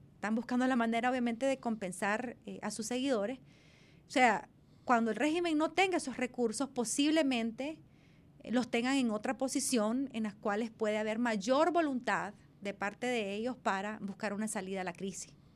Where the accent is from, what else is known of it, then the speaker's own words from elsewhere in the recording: Nicaragua; como pueblo nicaragüense